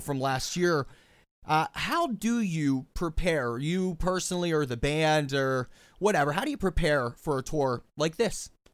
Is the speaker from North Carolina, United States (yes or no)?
no; Pittsburgh, Pennsylvania, United States; Pittsburgh, by the way, which is my hometown